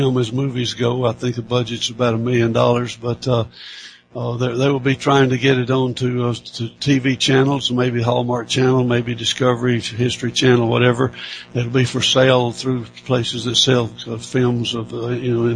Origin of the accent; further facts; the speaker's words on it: Athens, Alabama, United States; my hometown of Athens, Alabama